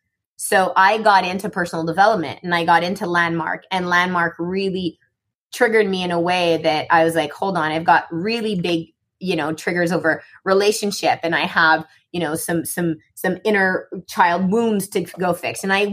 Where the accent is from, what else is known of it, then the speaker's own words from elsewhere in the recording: Morocco; born there; I was born in Morocco, and that's a longer story, but I just never fit in.